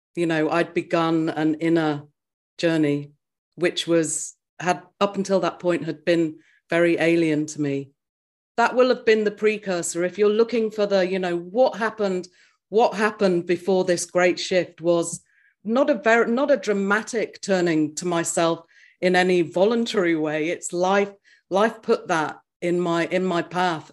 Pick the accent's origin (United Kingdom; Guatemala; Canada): United Kingdom; England; moved away as an adult; now in New Zealand; I grew up in England, and then at the age of thirty-three, I moved to New Zealand